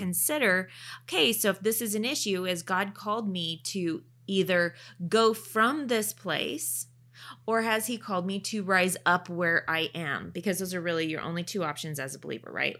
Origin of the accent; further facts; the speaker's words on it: Oregon, United States; also born or lived in Canada; I grew up in Oregon